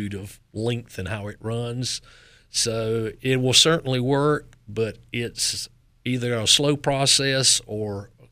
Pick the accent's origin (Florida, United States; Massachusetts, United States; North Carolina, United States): North Carolina, United States; Knightdale; accent: Southern; Eastern Wake County all my life outside of Knightdale.